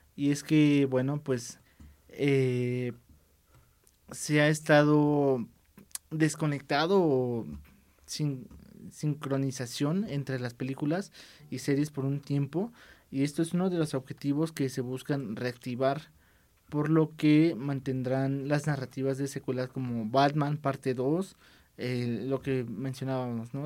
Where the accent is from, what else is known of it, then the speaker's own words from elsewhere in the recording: Mexico; estamos obviamente nosotros aquí en México